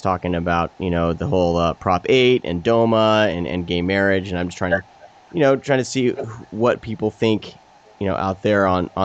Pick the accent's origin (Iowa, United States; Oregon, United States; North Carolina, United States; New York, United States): Iowa, United States; moved away; I'm actually originally from Iowa